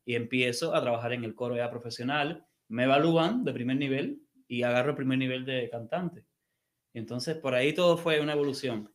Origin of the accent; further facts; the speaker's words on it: Havana, La Habana, Cuba; moved away as an adult; also born or lived in Mexico; now in United States; yo soy de La Habana, del barrio de San Miguel del Padrón